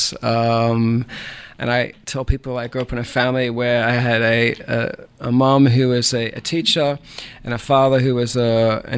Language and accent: English; Bendigo, Victoria, Australia; moved away as an adult; also born or lived in California; now in Savannah, United States; I'm from the Southern part of Australia, a country boy at heart, born in a gold mining town called Bendigo, which is in the middle of the state of Victoria